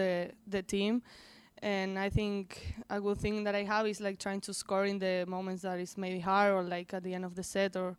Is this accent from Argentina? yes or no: yes; Argentina; now in United States; I'm from Argentina.